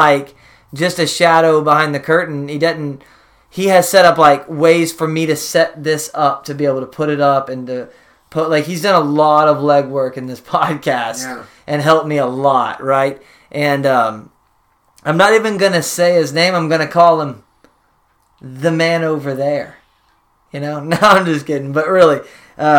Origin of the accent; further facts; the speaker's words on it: United States; as an American